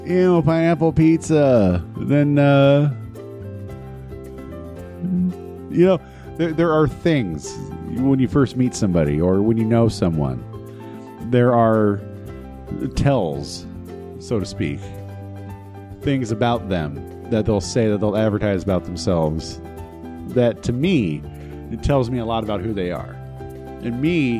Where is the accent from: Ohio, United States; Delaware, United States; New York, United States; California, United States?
California, United States; Los Angeles; I'm from California. I'm from Los Angeles. I'm only sort of from Los Angeles